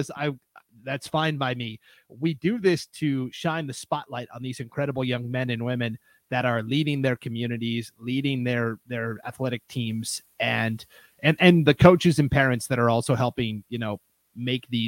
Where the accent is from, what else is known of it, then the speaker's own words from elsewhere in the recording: Montana, United States; also born or lived in Pocatello, Idaho; now in Hayden, United States; I'm from Montana originally.